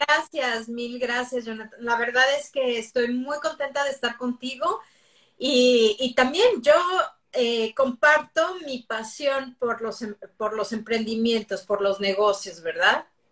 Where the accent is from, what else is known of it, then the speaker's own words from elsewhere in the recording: Mexico City, Mexico; moved away as an adult; now in United States; soy de la Ciudad de México